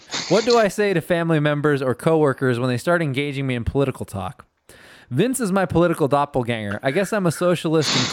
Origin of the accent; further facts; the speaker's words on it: Fresno, California, United States; I grew up in Fresno